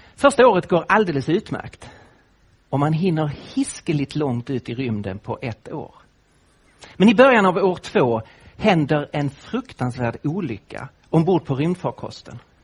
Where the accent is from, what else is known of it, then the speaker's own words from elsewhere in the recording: Lund, Skåne, Sweden; accent: Scanian; now in Nacka, Sweden; jag bor nu med min familj i Nacka, öster om Stockholm, men jag kommer ju från Skåne, från Lund.